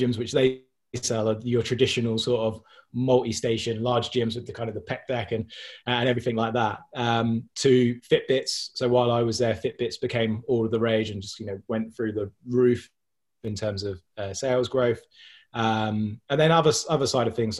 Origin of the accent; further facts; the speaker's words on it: Milton Keynes, South East England, United Kingdom; I'm from Milton Keynes.